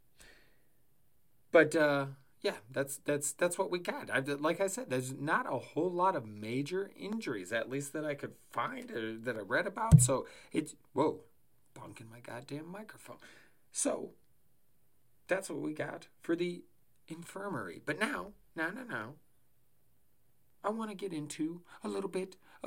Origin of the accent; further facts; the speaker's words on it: Denver, Colorado, United States; My hometown Denver